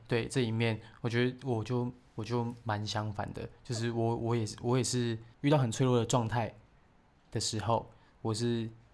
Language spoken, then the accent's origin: Chinese; Taiwan; moved away as an adult; also born or lived in Keelung; now in Taipei, Taiwan; 我是从小就是在乡下长大